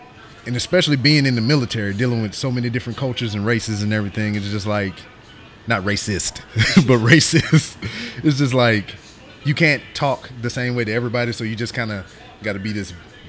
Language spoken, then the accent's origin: English; Louisiana, United States; I know them, because I'm from Louisiana, and usually my accent comes out when I get around my friends and family